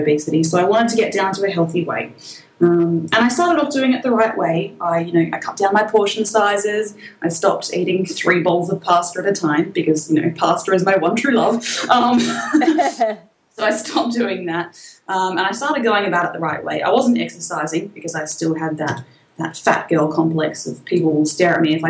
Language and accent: English; Australia; accent: Australian; you can probably tell from my accent, I'm quite Australian